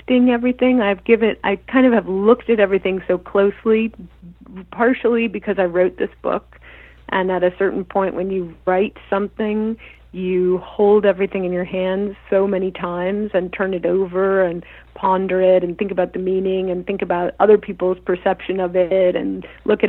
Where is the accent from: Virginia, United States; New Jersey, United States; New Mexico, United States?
New Mexico, United States; Albuquerque; moved away as an adult; also born or lived in Los Angeles; I grew up in Tinkertown